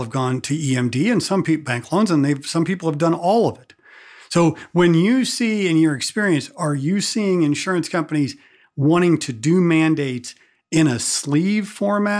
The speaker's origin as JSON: {"language": "English", "region": "Missouri", "country": "United States", "said": "I'm from Missouri"}